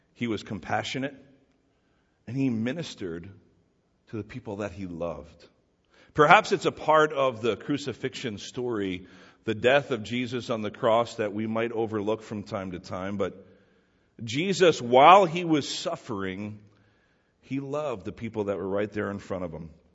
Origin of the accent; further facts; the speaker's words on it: New Jersey, United States; we're all people from New Jersey